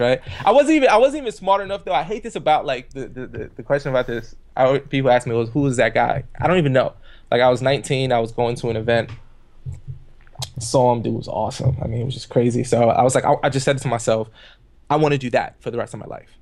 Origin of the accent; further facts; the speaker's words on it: New York City, New York, United States; I grew up in the projects on welfare in the Canarsie, uh, area of Brooklyn